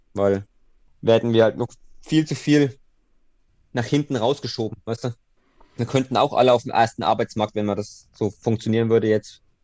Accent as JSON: {"language": "German", "region": "Thuringia", "country": "Germany", "said": "bei uns in Thüringen"}